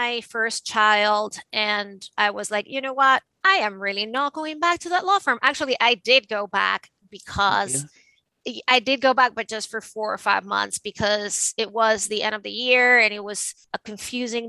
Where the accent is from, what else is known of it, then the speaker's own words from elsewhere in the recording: Venezuela; moved away as an adult; now in New York City, United States; I was originally born and raised in Venezuela. And I moved to the United States in the late 90s to go to law school